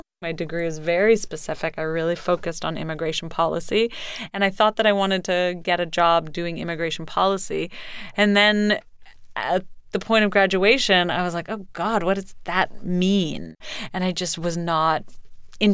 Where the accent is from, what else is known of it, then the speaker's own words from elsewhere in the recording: Canada; I'm from Canada.